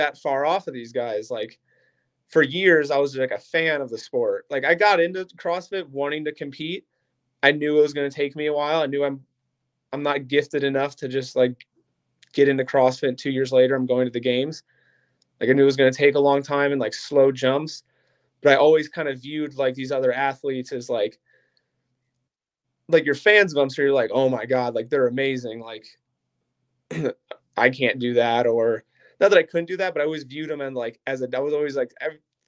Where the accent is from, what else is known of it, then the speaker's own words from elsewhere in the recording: Akron, Ohio, United States; now in Stow, United States; I live in Stowe now. I'm originally from Akron